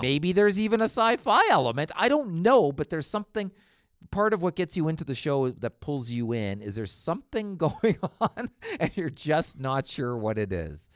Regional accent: Canada; I'm Canadian

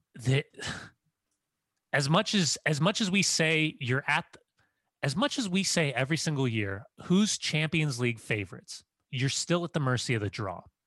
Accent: United States; as an American

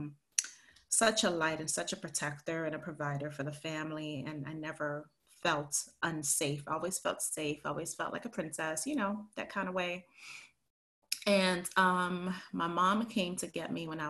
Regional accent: Belize; moved away; also born or lived in Harlem, New York City / Connecticut / New York; sent me to Belize when I was 2 weeks old to live with my grandparents.

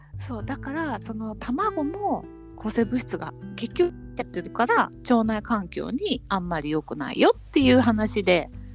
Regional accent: Kanto, Japan; 関東で育っちゃうと

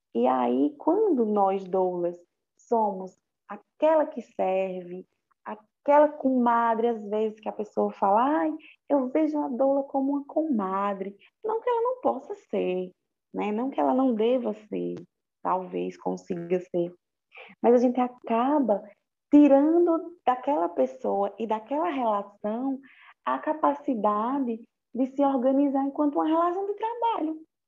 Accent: Brazil

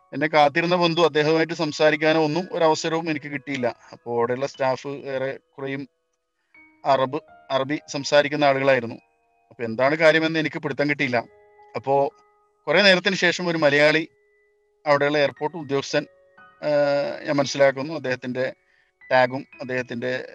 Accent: Kerala, India; moved away as an adult; നമ്മളൊക്കെ കേരളത്തിലുള്ള ആളുകൾ ആയതുകൊണ്ട് തന്നെ നമ്മൾ പഠിച്ചതും വളർന്നൊക്കെ നമ്മുടെ നാട്ടിൽ തന്നെ

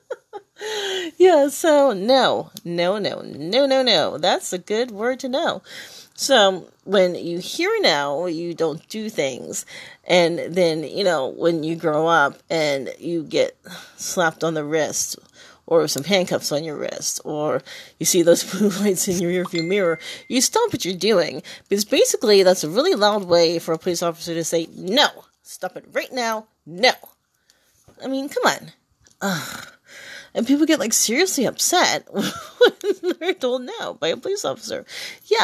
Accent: Iowa, United States; a main roadway in my hometown

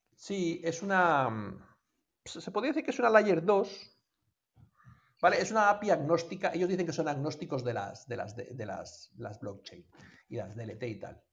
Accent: Colombia; de donde yo procedo de Colombia

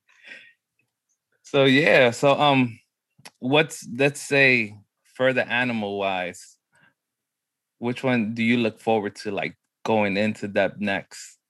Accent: New York City, New York, United States; growing up in New York was crazy

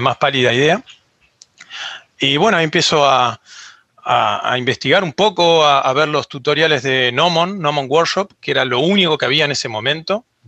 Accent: Argentina; yo soy de Argentina

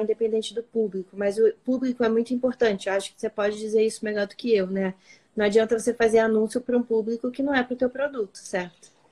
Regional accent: Rio de Janeiro, Brazil; a gente é carioca

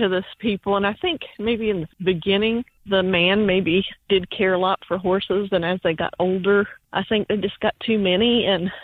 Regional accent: Kentucky, United States; moved away; also born or lived in Virginia; I grew up in Kentucky mostly and did pony club

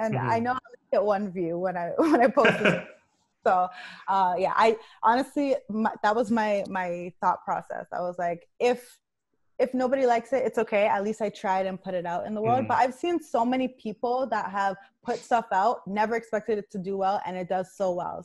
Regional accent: Nigeria; I'm Nigerian

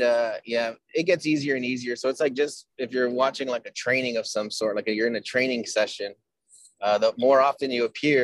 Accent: Texas, United States; I'm from Texas

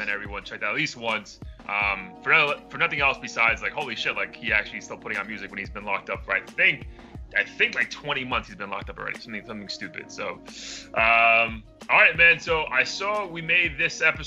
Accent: the South, Florida, United States; I'm from the South, technically in Florida

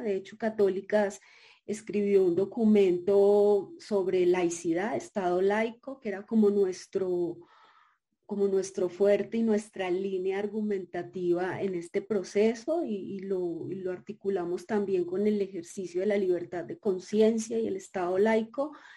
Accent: Colombia

